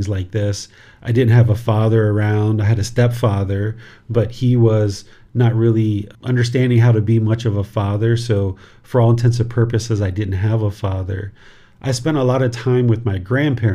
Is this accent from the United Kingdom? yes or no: no; Southern Maryland, United States; moved away as an adult; also born or lived in Washington, D.C.; now in Thailand; I was born in Washington, D.C. and grew up in Southern Maryland